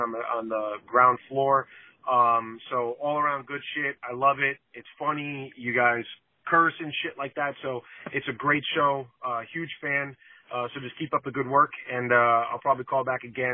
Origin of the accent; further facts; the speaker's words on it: New York, United States; moved away as an adult; now in Florida, United States; Born and raised in New York. Been living in Florida for about 15 years